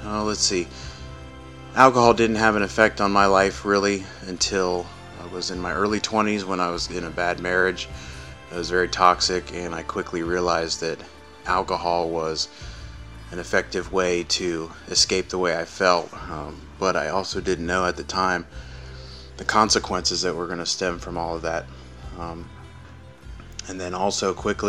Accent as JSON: {"language": "English", "town": "Columbus", "country": "United States", "tie": "born or raised there", "said": "I was born and raised here in Columbus, in the middle of five children"}